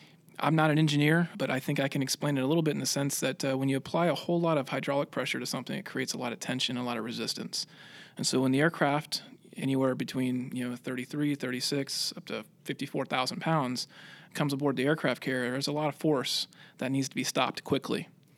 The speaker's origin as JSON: {"language": "English", "town": "Pensacola", "region": "Florida", "country": "United States", "tie": "born or raised there", "said": "Florida, not far from Pensacola, actually. Played a lot of sports in high school, kind of figured that growing up around Pensacola and being able to see all the airplanes flying around there made it look like a pretty cool job"}